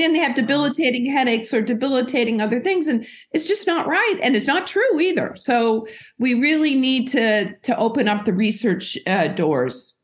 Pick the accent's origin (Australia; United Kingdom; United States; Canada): United States; Oregon; moved away as an adult; now in Boston, United States; I grew up and went to medical school in Oregon. That's where I'm from